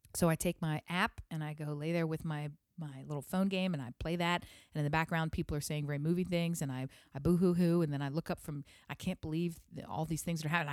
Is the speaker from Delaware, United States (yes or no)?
yes; Delaware, United States; I'm from Delaware